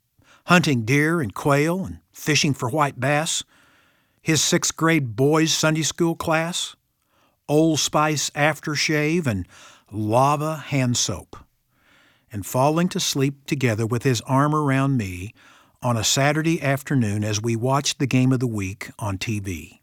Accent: Ozark, Missouri, United States; Boyhood was pretty simple for me growing up in Ozark, Missouri. I think one reason it was so secure was that even though I lived in a small town, I had a big dad.

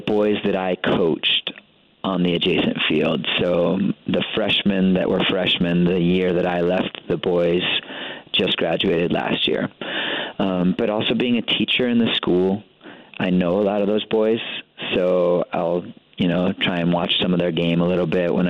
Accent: Rapid City, South Dakota, United States; now in Missoula, United States; I grew up in Rapid City, South Dakota in the 80s

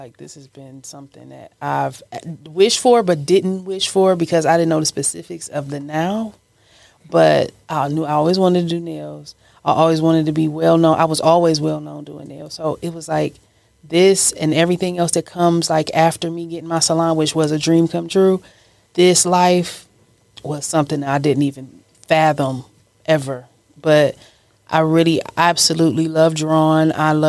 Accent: Cleveland, Ohio, United States; Cleveland, Ohio.

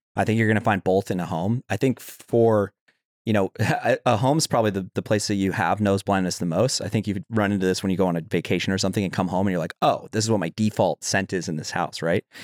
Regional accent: Utah, United States; I grew up in Utah

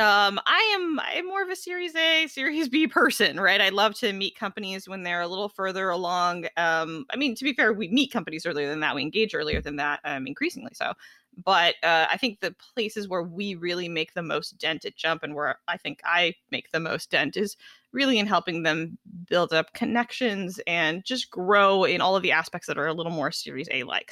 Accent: Los Angeles, California, United States; I grew up in Los Angeles

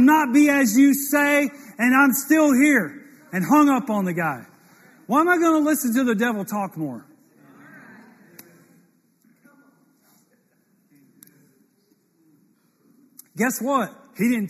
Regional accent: Mississippi, United States; I was born in Mississippi

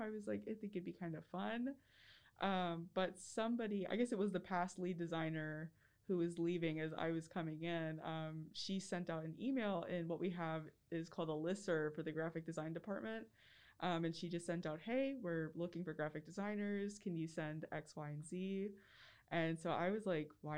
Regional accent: Winston-Salem, North Carolina, United States; I'm from Winston-Salem, North Carolina

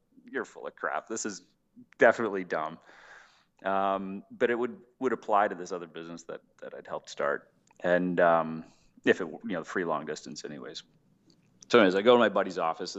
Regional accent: Edmonton, Alberta, Canada; I grew up in Edmonton, Alberta, Canada

